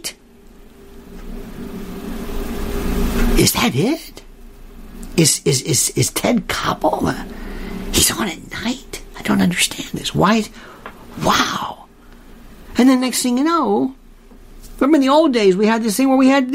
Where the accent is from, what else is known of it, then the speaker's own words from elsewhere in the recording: Tampa, Florida, United States; growing up in Florida.